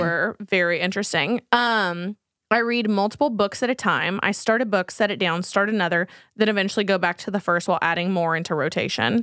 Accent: Texas, United States; we're from Texas

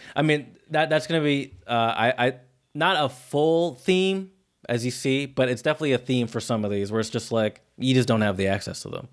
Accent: United States; me as an American that has attempted to learn other European languages

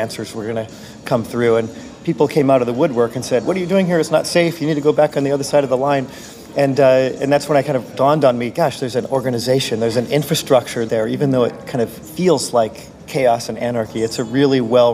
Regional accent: Silicon Valley, California, United States; I'm from Silicon Valley

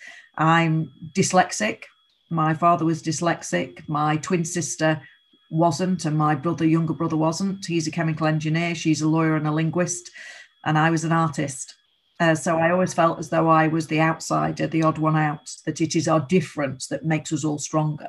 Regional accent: Rochdale, North West England, United Kingdom; I live 5 minutes away from where I grew up, in the village I grew up

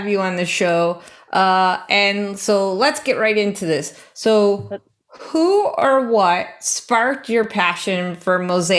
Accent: Buffalo, New York, United States; born or raised there

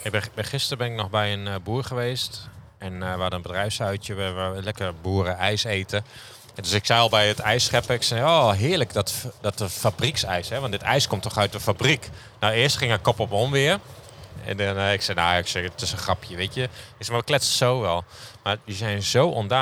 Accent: Groningen, Netherlands; now in Friesland, Netherlands; ik kom uit Groningen

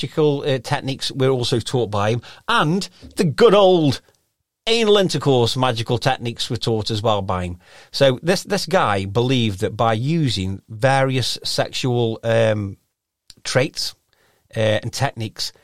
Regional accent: Stoke-on-Trent, West Midlands, United Kingdom; accent: Stokey

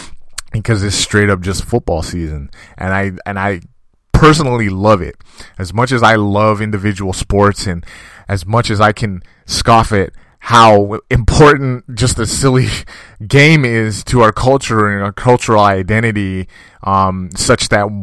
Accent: California, United States; I was raised here in California, but my entire family, going back generations, was raised in Jamaica.

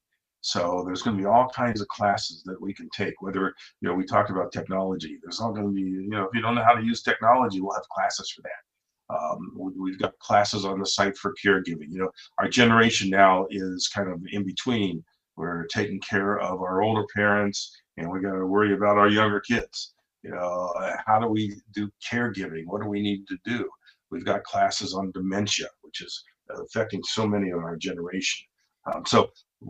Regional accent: Ohio, United States; I grew up in Ohio

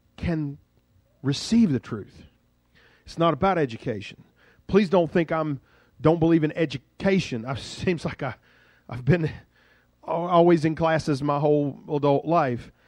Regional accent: Duxbury, Massachusetts, United States; I'm from Duxbury

